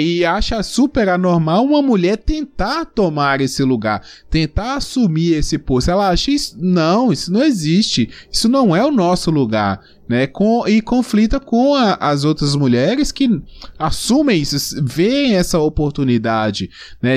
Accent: interior of Minas Gerais, Brazil; Eu sou do interior aqui, de, de Minas Gerais

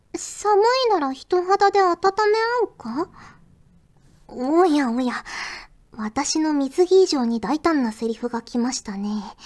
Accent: Fukuoka, Japan; 私福岡出身なのであのエセ京都弁なのは

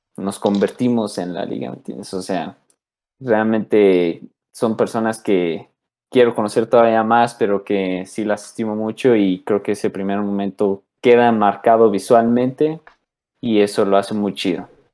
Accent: Mexico; soy mexicano

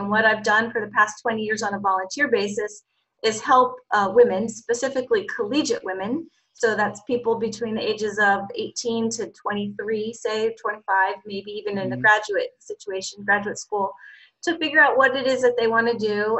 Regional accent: Cranford, New Jersey, United States; moved away as an adult; also born or lived in Baldwinsville, New York / Bethesda, Maryland; now in Pennsylvania, United States; I'm from New Jersey, a town called Cranford, New Jersey

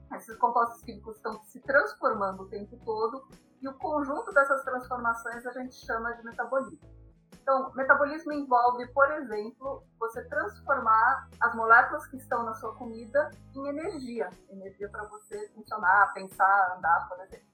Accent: Brazil; eu sou brasileira, eu comi arroz e feijão a minha vida toda

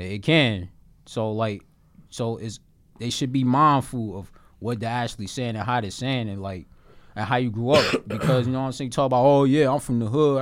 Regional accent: Newark, New Jersey, United States; I'm a poet from the Bridge City, nine seven three, Newark, New Jersey

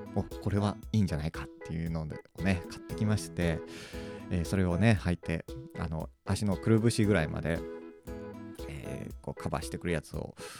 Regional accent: Akita, Japan; moved away; 元々、秋田のど田舎の、えー、出身

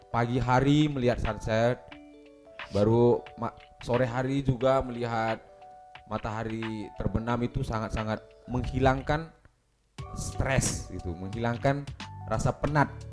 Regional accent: North Sumatra, Indonesia; Jadi waktu itu saya kebetulan masih e, mendapat kesempatan di kampung saya sendiri di Danau Toba.

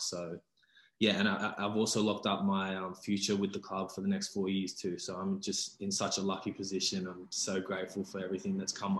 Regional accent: Sydney, New South Wales, Australia; I grew up in the South District as well.

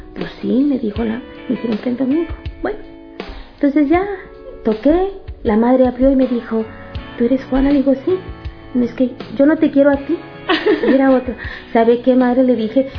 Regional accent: Matehuala, San Luis Potosí, Mexico; nací en Matehuala, San Luis Potosí, es la parte norte de la República Mexicana

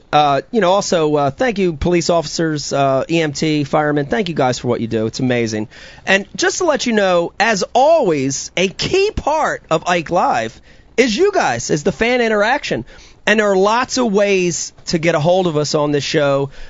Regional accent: New Jersey, United States; we're all from Jersey.

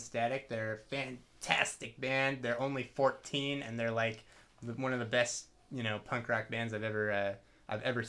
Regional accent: Berkeley, California, United States; we're from Berkeley originally, Berkeley and Richmond. Mm-hmm. This cat's from Richmond, but yeah, we're from the East Bay basically

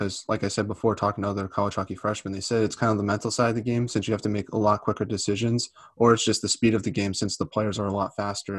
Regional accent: United States; as an American

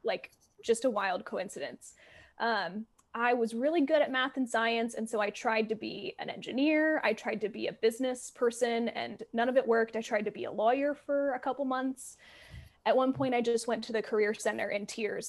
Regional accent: Alabama, United States; I'm from Alabama. That's where I grew up and like saw weather and learned about weather.

